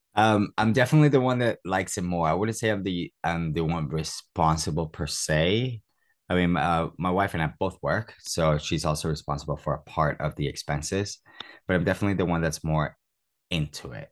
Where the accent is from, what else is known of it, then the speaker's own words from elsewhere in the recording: Toronto, Ontario, Canada; moved away as an adult; also born or lived in Cuba; now in United Kingdom; I was born in Cuba. So since I was nine years old, I've, I've had a computer when I migrated to Toronto, Canada